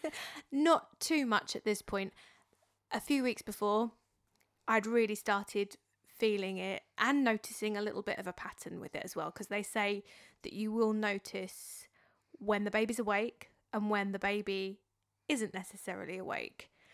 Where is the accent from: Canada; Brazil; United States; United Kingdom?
United Kingdom; Dartford, South East England; accent: Dartford; my Dartford accent